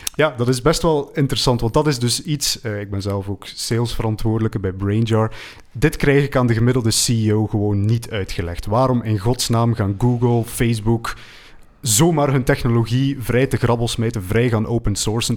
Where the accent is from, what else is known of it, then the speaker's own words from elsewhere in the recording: West Flanders, Belgium; ik ben zelf van West-Vlaanderen